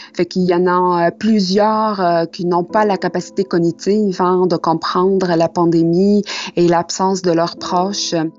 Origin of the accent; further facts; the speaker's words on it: Tunisia; moved away as an adult; now in Quebec City, Canada; Je suis une immigrante. Ça fait six ans que je suis à Québec. Je suis partie avec un rêve de la Tunisie.